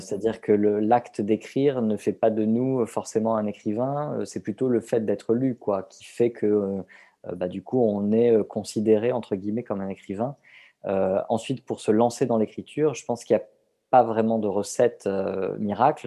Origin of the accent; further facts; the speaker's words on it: southern France, France; je suis originaire du sud de la France, de Hier plus précisément.